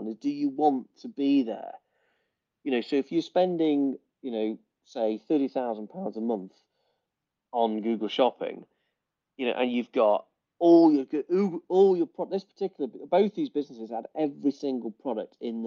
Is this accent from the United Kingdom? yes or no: yes; England, United Kingdom; we're English